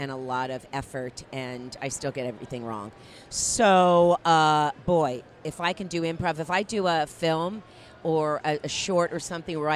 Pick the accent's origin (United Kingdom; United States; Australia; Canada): United States; New York; accent: New York Jewish; New York Jew